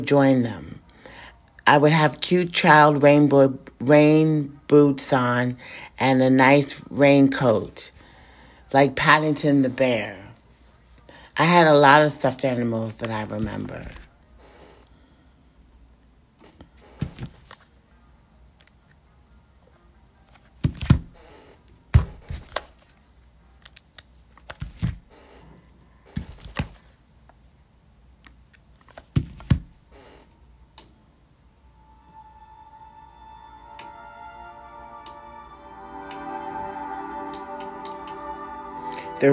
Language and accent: English; Prince George's County, Maryland, United States; also born or lived in Washington, D.C. / Bethesda, Maryland; I was born in Prince George's County, I was transferred to Washington, D.C.